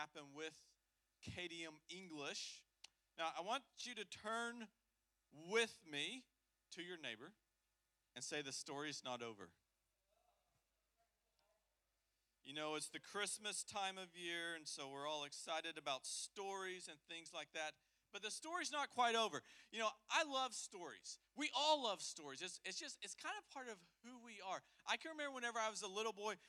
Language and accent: English; the South, United States; we're from the South